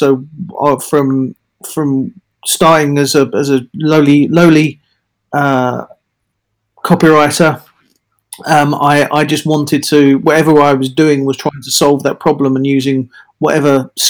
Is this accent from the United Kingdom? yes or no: yes; London, United Kingdom; moved away as an adult; also born or lived in Australia / Manchester; now in Bristol, United Kingdom; I'm in Bristol after being in London, growing up in London and being dragged up in London